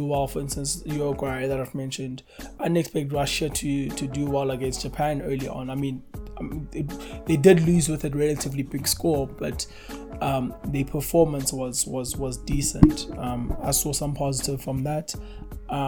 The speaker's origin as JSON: {"language": "English", "country": "South Africa", "said": "as a South African sporting nation"}